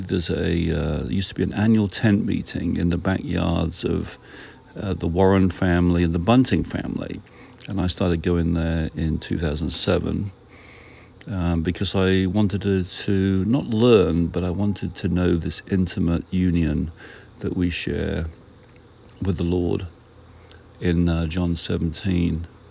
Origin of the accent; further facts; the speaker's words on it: United Kingdom; being a British person